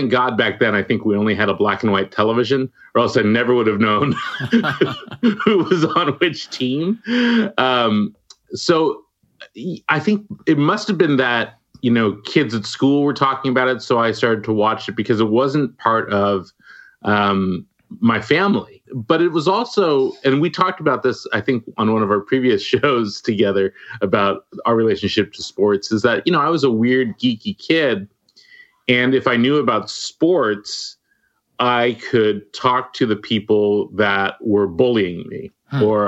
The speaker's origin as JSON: {"language": "English", "town": "Walnut Creek", "region": "California", "country": "United States", "tie": "born or raised there", "said": "I grew up in the Bay Area in Walnut Creek"}